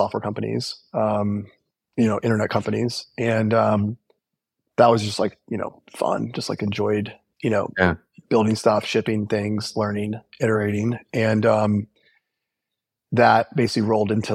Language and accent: English; Illinois, United States; I was born in the Midwest. I grew up in a small town in Illinois.